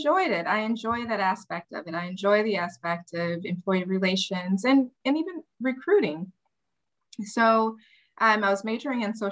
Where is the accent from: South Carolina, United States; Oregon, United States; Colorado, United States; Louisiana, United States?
Louisiana, United States; New Orleans; moved away as an adult; now in Dallas, United States; I actually grew up in New Orleans, Louisiana, and I am here by compliments of Hurricane